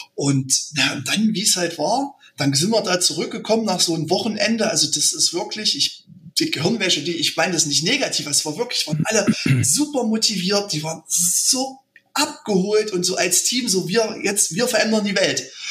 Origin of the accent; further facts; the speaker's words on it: Frömmstedt, Thuringia, Germany; Wir sind ähm, aus Frömmstedt, ein kleiner Ort in Thüringen und sind mittlerweile in der dritten Generation